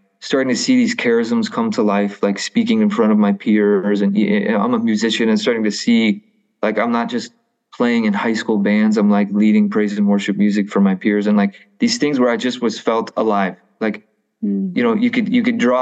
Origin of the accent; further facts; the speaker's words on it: the Midwest, Illinois, United States; I grew up in a wonderful home. I am a product of Catholic education and, being a Catholic is very much an identity thing here in the Midwest